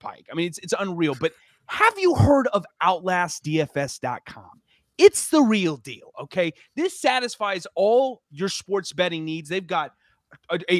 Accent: Mississippi, United States; I'm from Mississippi.

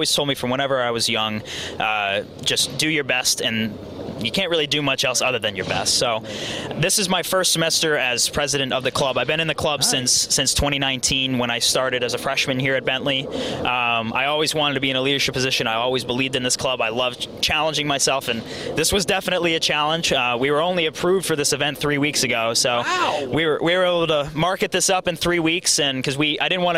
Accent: Belchertown, Massachusetts, United States; I'm from Western Mass. I'm from Belchertown, Massachusetts.

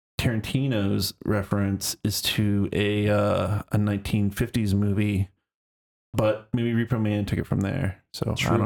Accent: Florida, United States; I'm a Florida boy.

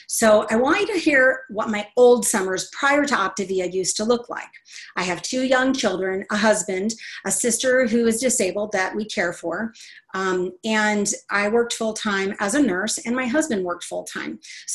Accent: Texas, United States; I'm from Texas, but I lost my accent, y'all.

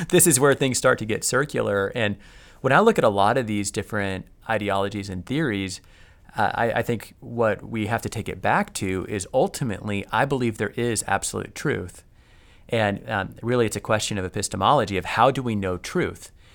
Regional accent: United States; me as an American who has probably more power, wealth, and privilege than any other society in human history

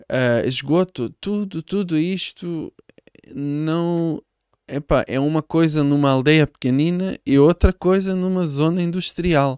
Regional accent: Israel; Portuguese is a second language; moved away as an adult; now in Portugal; eu sou de Israel. Uh, com 21 ou 22 uh, ah, deixei o país

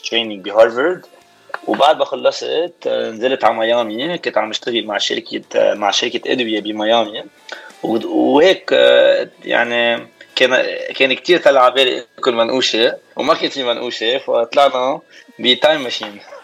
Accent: Baatouta, Mount Lebanon, Lebanon; moved away as an adult; also born or lived in Boston, United States; now in Miami, United States; انا من بعتوتا هيدي بتكون ضيعه صغيره بكفر دبيان بين بسكنتا وبين كفر دبيان

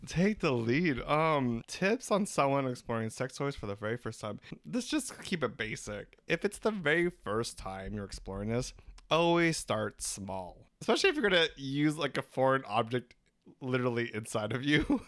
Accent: Philippines; We're three Filipino gay guys

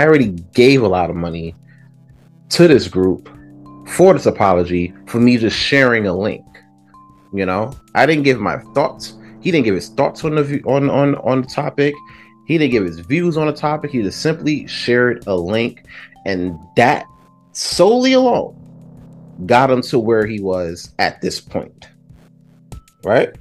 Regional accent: New York City, New York, United States; I'm from Brooklyn

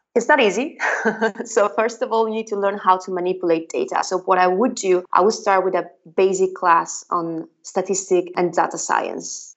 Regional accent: northern Italy, Italy; first language Italian; English is a second language; moved away as an adult; also born or lived in Padua, Italy; now in Berlin, Germany; I'm Italian and I come from a tiny little village in the middle of nowhere in the north of Italy.

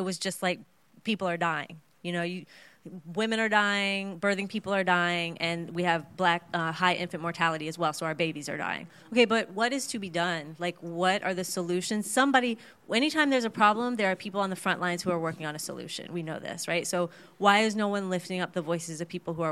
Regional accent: Cincinnati, Ohio, United States; moved away as an adult; also born or lived in Oakland; I'm from Cincinnati, Ohio, and that's where I live now.

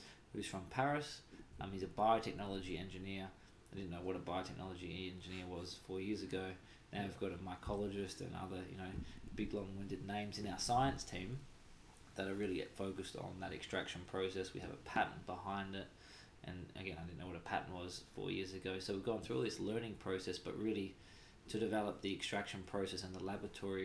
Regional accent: Australia; being Australian

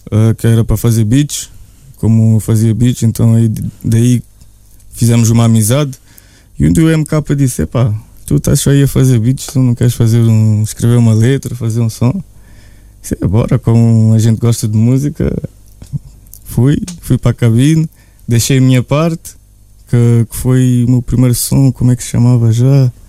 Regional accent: Portugal; also born or lived in Russia; eu nasci na Rússia, cresci Sim. em Portugal

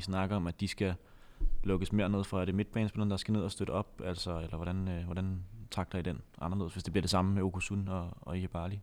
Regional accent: Copenhagen, Capital Region of Denmark, Denmark; mit snæversynede sådan københavnerhoved

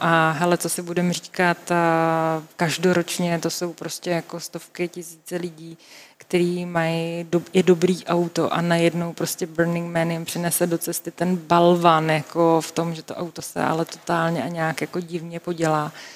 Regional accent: Czechia

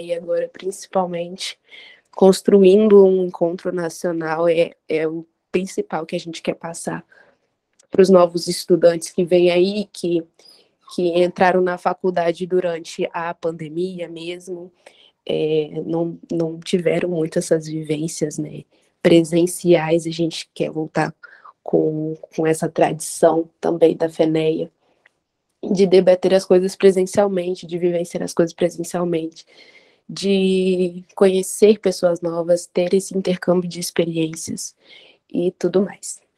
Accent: Vitória, Espírito Santo, Brazil; sou daqui do Espírito Santo, de Vitória

